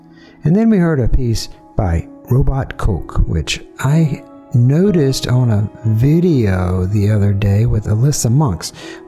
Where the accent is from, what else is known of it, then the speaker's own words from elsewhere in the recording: Columbus, Georgia, United States; I grew up right here in Columbus. Right here in Columbus, Georgia.